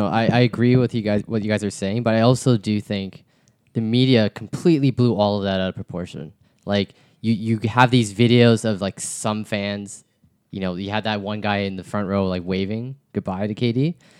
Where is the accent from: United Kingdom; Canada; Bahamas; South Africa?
Canada; we know that Toronto fans aren't bad. Mm-hmm, we mm-hmm. know that, you know, we're Canadian, and you know, as much as the stereotype is, oh, we're too nice, it's true to mm-hmm, an extent, right?